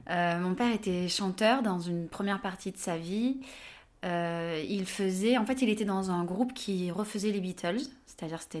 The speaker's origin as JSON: {"language": "French", "town": "Avignon", "region": "Provence-Alpes-Côte d'Azur", "country": "France", "lives_now": "Le Pré-Saint-Gervais, France", "said": "j'ai 36 ans, je suis originaire d'Avignon, dans le sud de la France. Euh, j'habite au Pré-Saint-Gervais, à côté de Paris."}